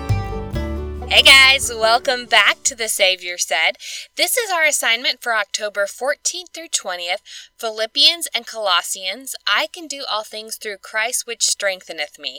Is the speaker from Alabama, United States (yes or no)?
yes; Alabama, United States; Kansas is one of my best friends that I grew up with here in Alabama. So we grew up together